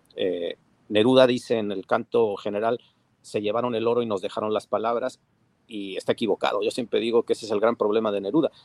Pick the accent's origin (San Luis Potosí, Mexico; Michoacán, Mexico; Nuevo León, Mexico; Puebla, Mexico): Puebla, Mexico; lo digo como poblano